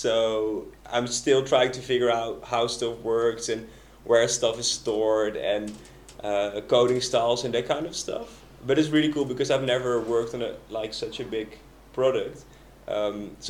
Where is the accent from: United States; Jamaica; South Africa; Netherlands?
Netherlands; moved away as an adult; I'm originally from the Netherlands